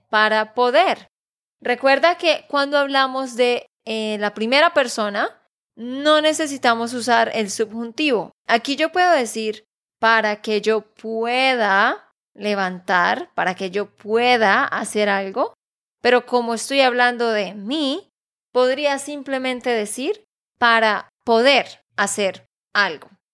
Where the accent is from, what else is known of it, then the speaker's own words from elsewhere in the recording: Santander, Colombia; de Santander, Colombia